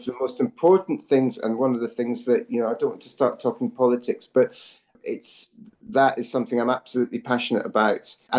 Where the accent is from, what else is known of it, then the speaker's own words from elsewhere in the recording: Scotland, United Kingdom; moved away as an adult; also born or lived in Edinburgh / Glasgow / London; I feel more Scottish now today living outside the country than I did probably growing up.